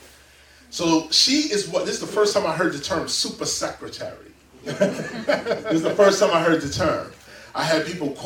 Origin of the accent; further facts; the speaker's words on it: New York City, New York, United States; also born or lived in Bronx; I was born in Park, or what was called Park Slope, Brooklyn